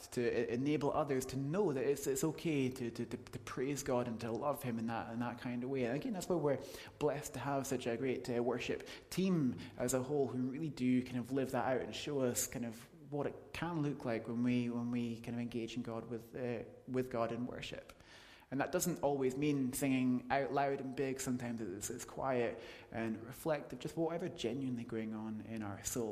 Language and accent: English; United Kingdom; we're British